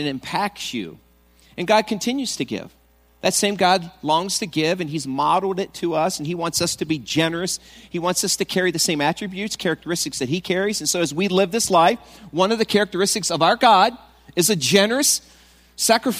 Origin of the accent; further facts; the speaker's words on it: East Coast, United States; now in Goshen, United States; I'm from the East Coast